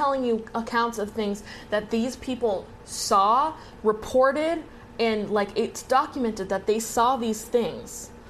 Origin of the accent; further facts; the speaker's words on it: Exeter, New Hampshire, United States; moved away as an adult; my hometown of Exeter, New Hampshire. I grew up in Exeter, New Hampshire. I was born there. I lived there up until literally like 10 days ago, and I'm almost 23, so my entire fucking life.